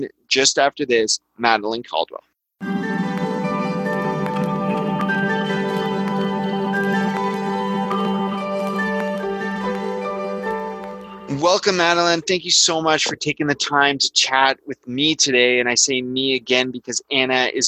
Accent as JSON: {"language": "English", "country": "Canada", "said": "I'm Canadian"}